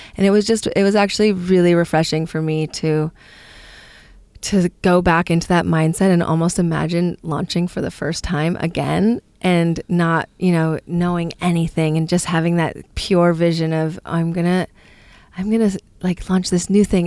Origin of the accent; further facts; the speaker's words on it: Palo Alto, California, United States; I come from San Francisco or the Bay Area, Palo Alto, actually.